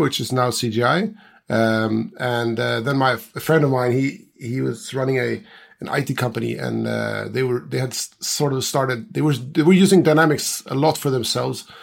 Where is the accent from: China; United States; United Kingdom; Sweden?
Sweden; Gotland; I'm from Sweden. I'm from an island called Gotland. And I'm actually just a few hundred meters from where I was more or less born